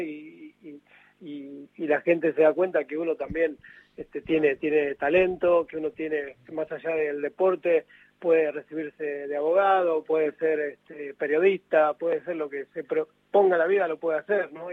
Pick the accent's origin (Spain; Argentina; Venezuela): Argentina; San Pedro, Buenos Aires Province; yo soy de acá de San Pedro